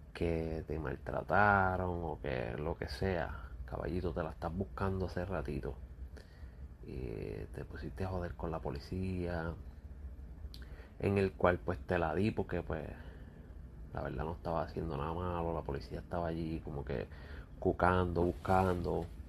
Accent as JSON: {"language": "Spanish", "country": "Puerto Rico", "said": "yo como puertorriqueño"}